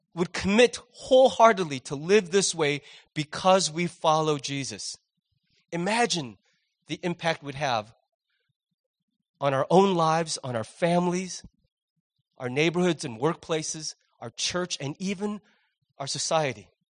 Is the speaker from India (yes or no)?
no; United States; as an American